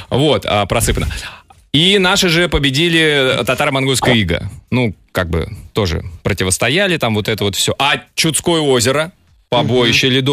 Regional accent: Russia; Каждый раз, когда я говорил, что из России, в ответ слышал, о, Хабиб, Путин. Не удивлюсь, что они думают, что это один человек.

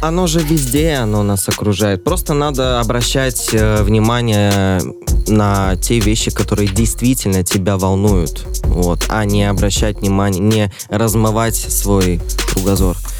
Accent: Orenburg, Orenburg Oblast, Russia; в моем родном городе Оренбург

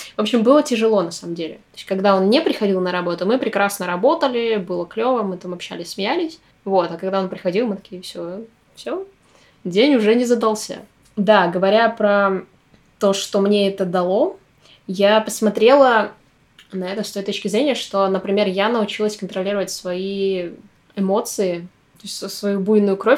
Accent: Kirovsk, Murmansk Oblast, Russia; moved away as an adult; also born or lived in Apatity; now in Saint Petersburg, Russia; в моем родном городе у нас два городка Кировская и Апатиты. Вот, я живу в Кировске, работала в Апатитах

